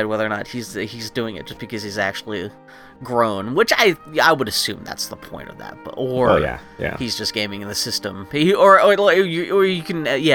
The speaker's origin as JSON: {"language": "English", "town": "Pittsburgh", "region": "Pennsylvania", "country": "United States", "tie": "born or raised there", "said": "I grew up in Pittsburgh"}